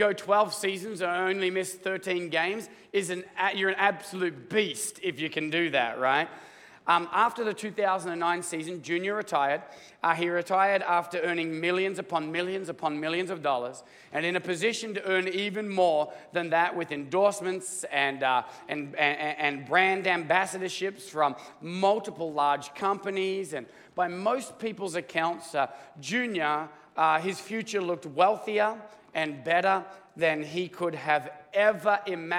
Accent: Australia; now in United States; I'm Australian

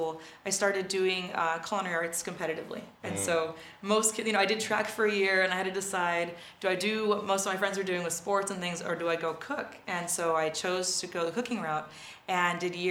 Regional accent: Oxnard, California, United States; moved away; also born or lived in France; I grew up in Oxnard, California. That's where I'm from

